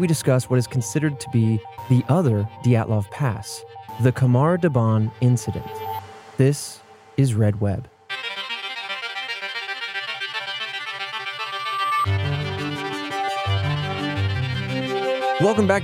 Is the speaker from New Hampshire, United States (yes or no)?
no; Indiana, United States; now in Texas, United States; I grew up in Indiana, living in Texas.